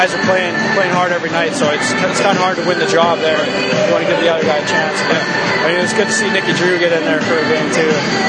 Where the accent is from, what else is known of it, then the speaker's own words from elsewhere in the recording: Lethbridge, Alberta, Canada; moved away as an adult; now in New England, United States; I'm from Alberta, so I went back home there for Christmas